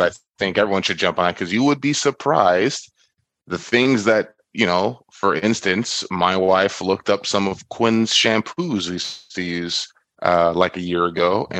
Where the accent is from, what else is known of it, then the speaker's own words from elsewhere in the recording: South Florida, United States; I being the Caribbean person I am, the tropical person I am, born and raised in Florida, South Florida